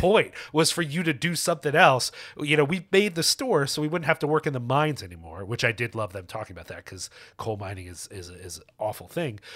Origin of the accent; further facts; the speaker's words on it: Philadelphia, Pennsylvania, United States; I grew up in Philly